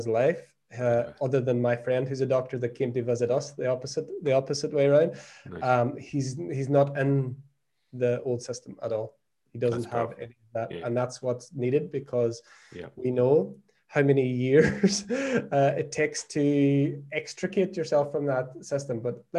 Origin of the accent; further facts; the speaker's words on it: Ireland; moved away as an adult; now in Portugal; We came away to Portugal. My wife's from Brazil. I'm obviously from Ireland. So we came here not knowing anyone.